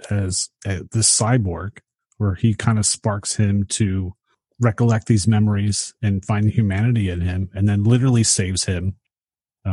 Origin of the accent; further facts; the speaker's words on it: Philadelphia, Pennsylvania, United States; growing up in Philadelphia